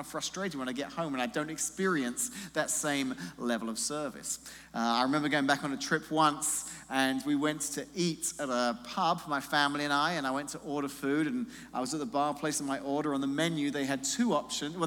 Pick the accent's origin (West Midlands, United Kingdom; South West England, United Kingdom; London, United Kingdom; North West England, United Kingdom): London, United Kingdom; moved away as an adult; now in Washington, United States; I grew up in a little town called London, England, and loved spending the first half of my life living in England